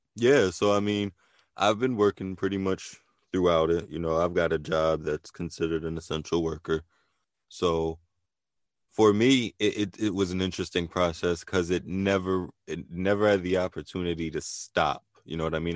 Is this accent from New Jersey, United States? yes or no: yes; New Jersey, United States; also born or lived in Philadelphia, Pennsylvania; I spent a lot of time in Philly. So, you know, Jersey, Philly is definitely an area that, you know, I, I consider a hometown